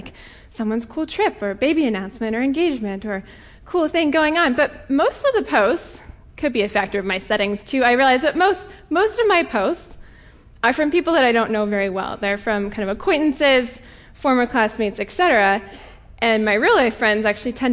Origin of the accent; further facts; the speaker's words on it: Colorado, United States; moved away; I'm from Colorado originally.